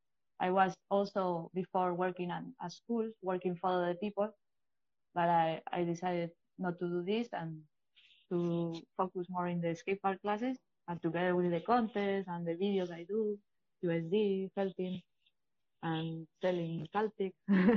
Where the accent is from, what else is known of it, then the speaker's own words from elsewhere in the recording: Valencia, Valencian Community, Spain; English is a second language; also born or lived in Bilbao; Yeah, at first, I was born in Bilbao, and I did some skateboard, but when I moved to Valencia, I remember like going to a skate park with my mom.